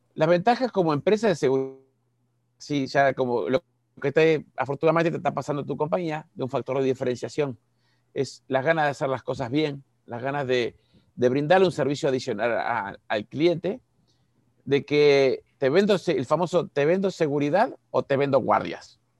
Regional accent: Uruguay; moved away as an adult; now in Cancún, Mexico; soy uruguayo, parezco argentino, pero soy uruguayo

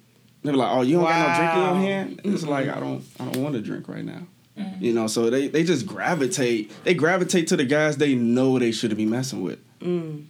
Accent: Chicago, Illinois, United States; I grew up in the South and the West Side, and they hear the way I talk, they're like, you're not from the hood. It's like, I live in the suburbs now, bro.

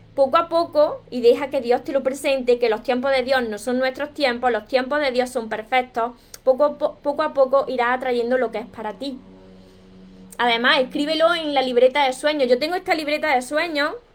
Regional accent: Córdoba, Andalusia, Spain; yo soy cordobesa, de España

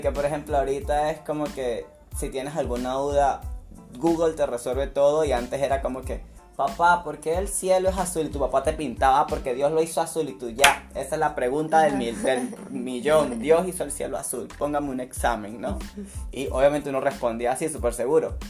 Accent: Venezuela; moved away as an adult; now in Santa Cruz de la Sierra, Bolivia; soy de Venezuela, tengo dos años acá en Bolivia, Santa Cruz de la Sierra

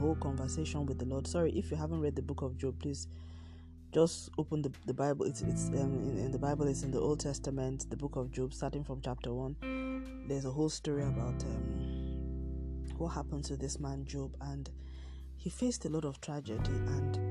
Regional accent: Nigeria; I'm Nigerian, I live in Nigeria, and I'm recording from Nigeria

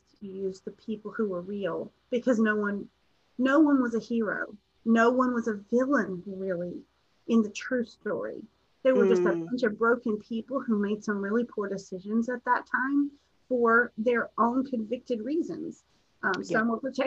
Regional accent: Appalachia, United States; I'm from Appalachia

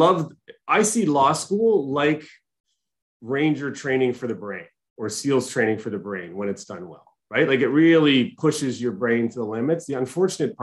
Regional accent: Markham, Ontario, Canada; I grew up in Markham, Ontario

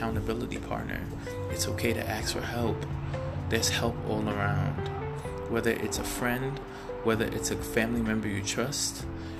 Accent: New York City, New York, United States; now in California, United States; I'm originally from Brooklyn, New York, and I am living in California right now

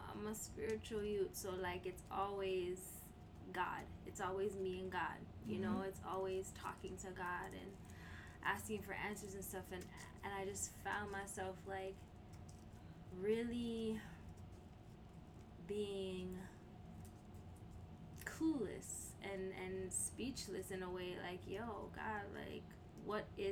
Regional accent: Canada; me as a Canadian

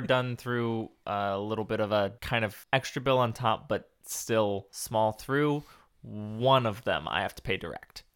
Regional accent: West Coast, United States; moved away as an adult; also born or lived in Texas; growing up on the West Coast

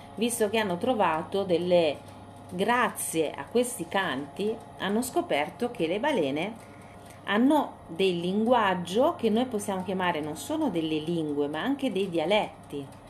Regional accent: Siena, Tuscany, Italy; quando ero ragazzina a Siena

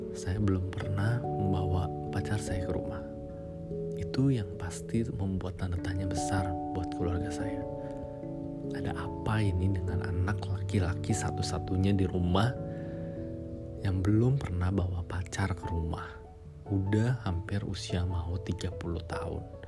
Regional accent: Jakarta, Indonesia; Saya lahir dan besar di Jakarta. Sekarang saya juga masih tinggal di Jakarta.

